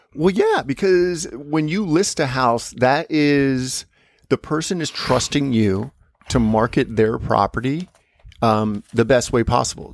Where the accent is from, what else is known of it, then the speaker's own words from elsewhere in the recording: United States; moved away; Like, so I'm an American.